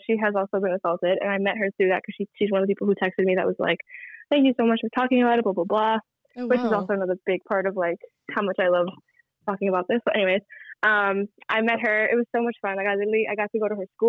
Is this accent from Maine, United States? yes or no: no; New York City, New York, United States; also born or lived in Brooklyn, New York City; I was born in Brooklyn, and then I moved to Queens when I was like 8.